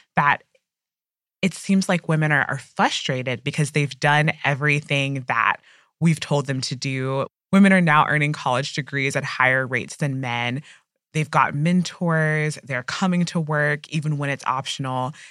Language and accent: English; United States; as an American